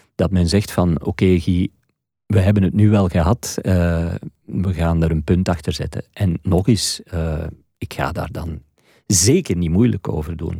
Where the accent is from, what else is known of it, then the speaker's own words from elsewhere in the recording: Flanders, Belgium; hier bij ons in Vlaanderen